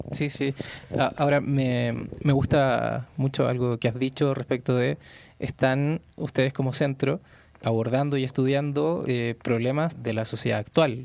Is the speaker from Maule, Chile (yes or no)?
no; Santiago, Santiago Metropolitan Region, Chile; moved away as an adult; now in Mexico City, Mexico; yo vengo de Santiago y de Santiago de Chile